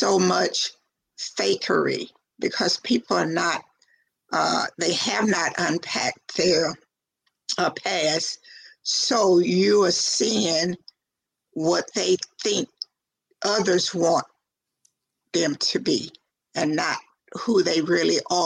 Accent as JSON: {"language": "English", "region": "the South", "country": "United States", "accent": "country twang", "said": "I'm from the South, so therefore I have that country twang in my voice"}